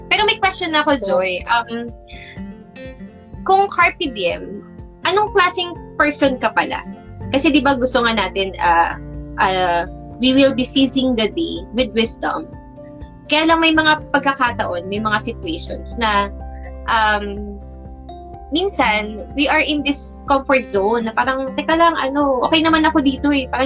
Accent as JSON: {"language": "Tagalog", "town": "Caloocan", "region": "Metro Manila", "country": "Philippines", "said": "I'm from Caloocan"}